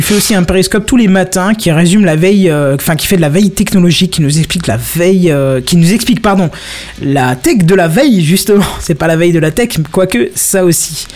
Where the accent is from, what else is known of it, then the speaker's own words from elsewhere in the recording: Moselle and Alsace, Grand Est, France; on vient de Moselle et Alsace principalement.